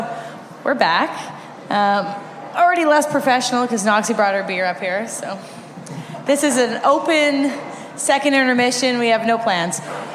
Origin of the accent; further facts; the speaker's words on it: York Region, Ontario, Canada; I grew up in the York region area with her